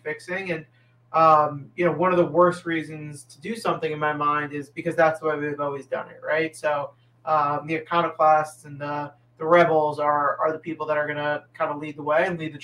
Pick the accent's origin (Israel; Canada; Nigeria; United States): United States; Englewood, New Jersey; also born or lived in Waltham, Massachusetts; I grew up in Englewood, New Jersey